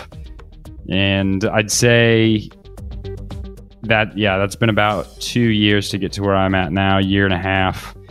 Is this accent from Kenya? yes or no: no; Kansas City, Missouri, United States; moved away as an adult; also born or lived in Australia; now in Barcelona, Spain; And although I am from Kansas City, I've been living in Barcelona for the past year